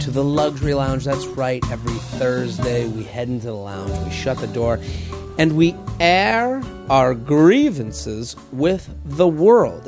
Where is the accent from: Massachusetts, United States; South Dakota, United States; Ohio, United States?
Massachusetts, United States; outside of Boston; That's my hometown. I'm from outside of Boston